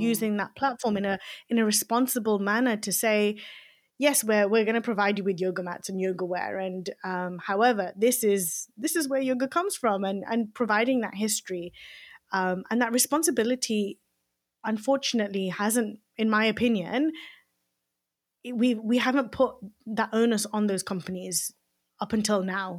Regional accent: Leicester, East Midlands, United Kingdom; I grew up in Leicester, um, in Belgrave

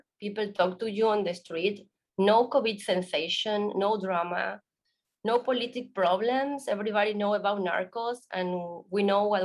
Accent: Argentina; English is a second language; moved away as an adult; now in Playa del Carmen, Mexico; my house in Argentina

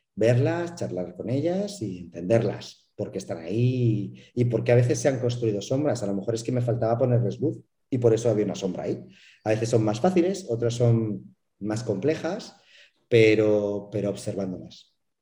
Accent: Madrid, Community of Madrid, Spain; now in Mérida, Mexico; yo soy español y eh, soy, soy madrileño, pero vivo en Yucatán, vivo en Mérida

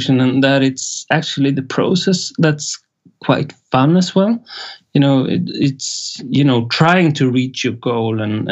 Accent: Sweden; first language Swedish; English is a second language

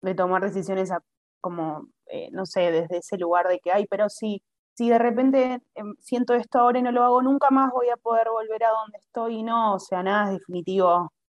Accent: Argentina; first language Spanish; moved away as an adult; now in Italy; yo soy argentina

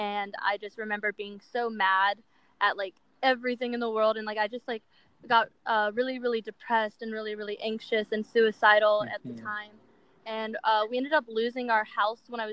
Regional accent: Ruther Glen, Virginia, United States; moved away as an adult; now in Los Angeles, United States; I'm from Ruther Glen, Virginia. Me and my mom moved there about 6 years ago

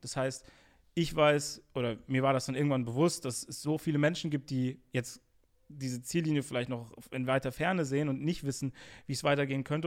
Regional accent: Bonn, North Rhine-Westphalia, Germany; bin auch in den richtigen Ortsteilen, würde ich sagen, so mhm. aufgewachsen, wo es eh, also mein, meine Heimatstadt ist eh Multikulti

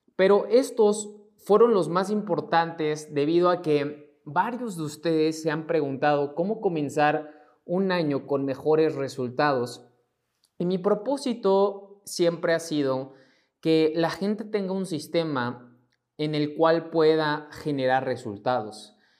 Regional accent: Mexico; mexicano, emprendedor y empresario

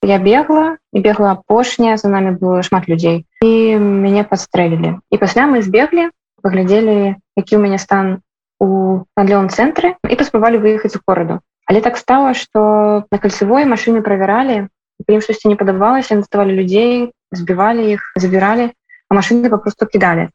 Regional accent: Belarus; now in Warsaw, Poland; мы беларусы

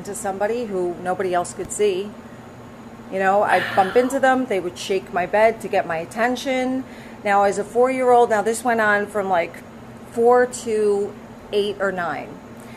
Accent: Newark, New Jersey, United States; also born or lived in Belleville, New Jersey; I grew up in Newark and then Belleville.

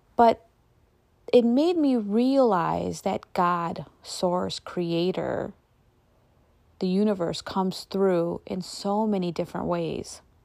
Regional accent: United States; I was born and raised here in America

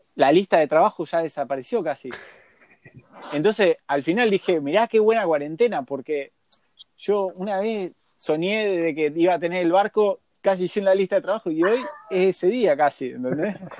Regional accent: Argentina; Nacimos en Argentina

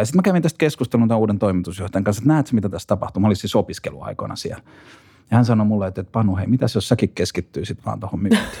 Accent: Pori, Satakunta, Finland; mä oon asunut nuoruuteni Porissa.

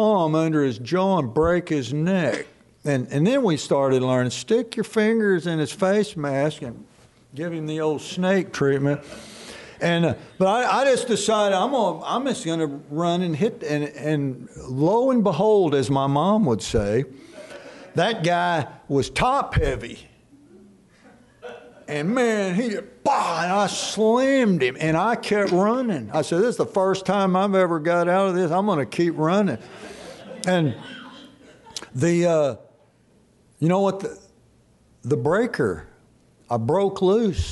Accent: Dallas, Texas, United States; when I grew up in Dallas Metroplex, sports was our God

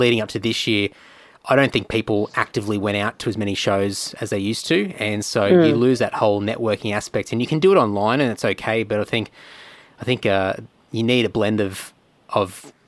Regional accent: Brisbane, Queensland, Australia; now in Sydney, Australia; I was sort of a little bit fresh to the Sydney scene, because I was from Brisbane originally

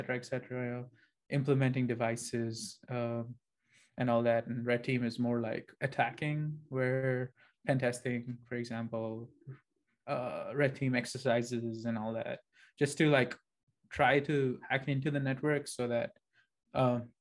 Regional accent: Dubai, United Arab Emirates; moved away as an adult; now in United States; I'm from Dubai, technically. Right now, I am in the US

